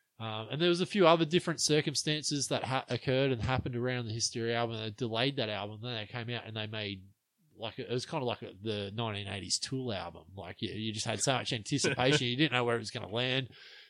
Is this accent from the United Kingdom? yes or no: no; East Germany, Germany; that's just me growing up in East Germany.